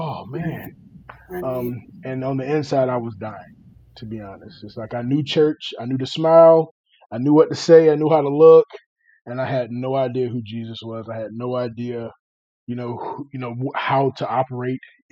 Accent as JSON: {"language": "English", "town": "Chesapeake", "region": "Virginia", "country": "United States", "tie": "born or raised there", "also_born_or_lived": "Greenville, North Carolina", "moved": "yes", "said": "I'm originally from Chesapeake, Virginia. So grew up there"}